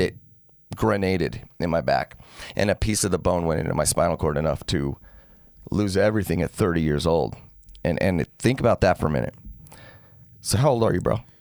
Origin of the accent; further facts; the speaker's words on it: Salt Lake City, Utah, United States; now in St. George, United States; I grew up in Salt Lake, moved down here in oh five.